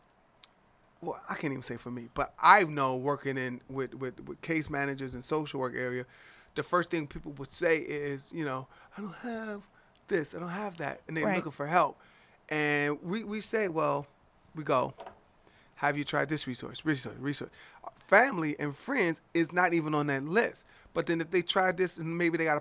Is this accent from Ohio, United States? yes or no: yes; Cleveland, Ohio, United States; growing up in Cleveland, yo, food stamps